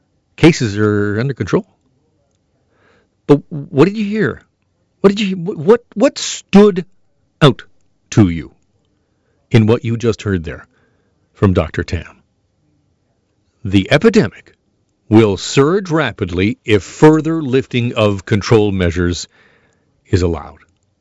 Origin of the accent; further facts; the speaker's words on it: Burlington, Ontario, Canada; Burlington, Ontario, my hometown, a lot of hairy backs there.